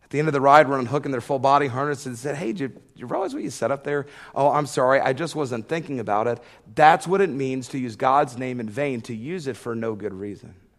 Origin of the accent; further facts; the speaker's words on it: Georgia, United States; I grew up in Georgia